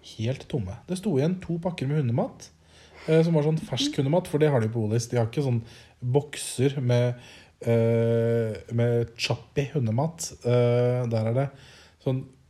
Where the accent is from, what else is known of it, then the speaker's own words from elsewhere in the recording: Norway; moved away; hjemme i Norge